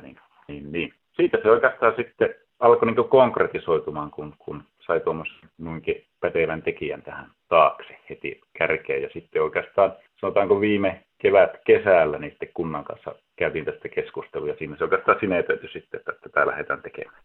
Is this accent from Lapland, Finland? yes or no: yes; Ylitornio, Lapland, Finland; now in Oulu, Finland; Ylitornioltahan kotoisin olen